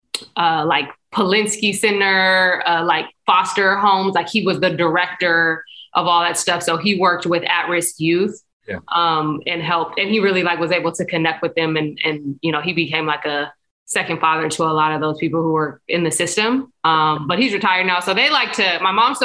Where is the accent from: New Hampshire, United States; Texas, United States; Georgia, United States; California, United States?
California, United States; San Diego; I'm from Spring Valley, which is like Southeast San Diego